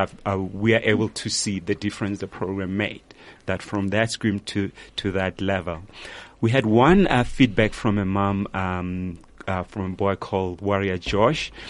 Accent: Pretoria, Gauteng, South Africa; I'm from Pretoria

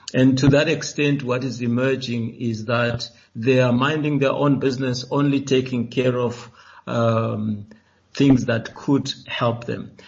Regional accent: South Africa; we as South Africans

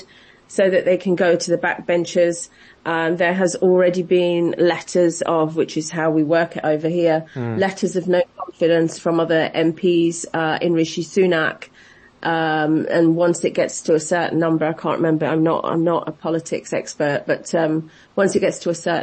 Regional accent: United Kingdom; as a British public

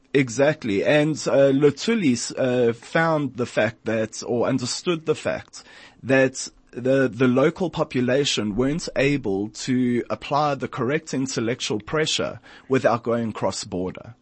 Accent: South Africa; as a South African, as a Jew, and as an African

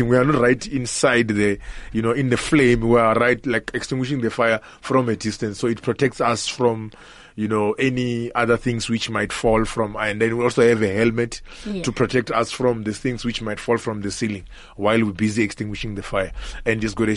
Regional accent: Limpopo, South Africa; moved away as an adult; now in Johannesburg, South Africa; The issue is I grew up in Limpopo. So as a young boy, it's a rural area in Limpopo

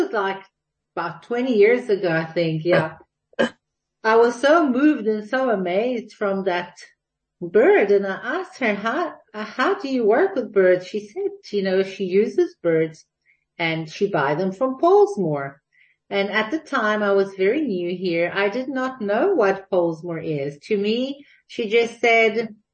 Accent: Jerusalem, Jerusalem District, Israel; moved away as an adult; now in Cape Town, South Africa; I was born and raised in Jerusalem.

